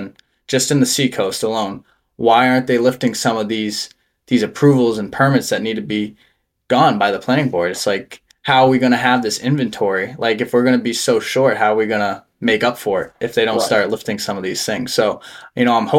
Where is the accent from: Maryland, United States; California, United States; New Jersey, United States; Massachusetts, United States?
Massachusetts, United States; Gardner; moved away as an adult; also born or lived in Exeter, New Hampshire; now in Durham, United States; I grew up in a small town in Massachusetts called Gardner. It's a Western Mass town. You know, I lived there my entire life, born and raised